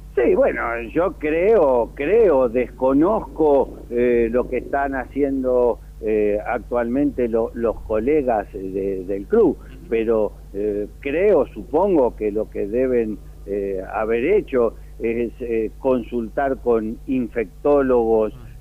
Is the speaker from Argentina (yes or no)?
yes; Buenos Aires, Argentina; yo cuando era chiquito vivía en Villa del Parque